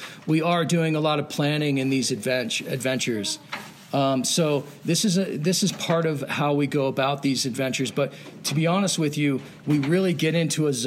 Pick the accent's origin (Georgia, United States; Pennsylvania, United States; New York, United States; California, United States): Pennsylvania, United States; moved away as an adult; I grew up skiing in Pennsylvania and ski Round Top on the East Coast, and I moved out west after college